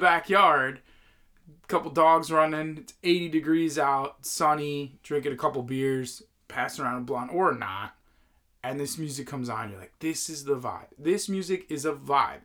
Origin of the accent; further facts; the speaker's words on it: Northeast, United States; as a kid growing up in the Northeast